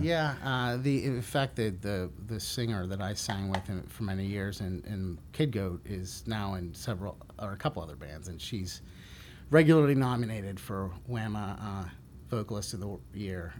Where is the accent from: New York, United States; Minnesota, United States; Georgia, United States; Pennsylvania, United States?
Pennsylvania, United States; Pittsburgh; moved away as an adult; also born or lived in Washington D.C.; it's the draw my hometown